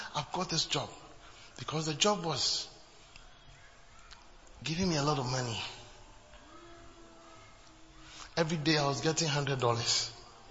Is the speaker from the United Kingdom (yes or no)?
no; Ghana; moved away as an adult; from Ghana